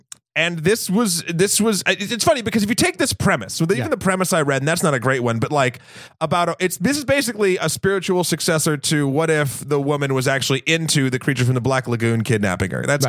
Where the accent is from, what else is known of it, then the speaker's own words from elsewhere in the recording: New England, United States; I'm from New England.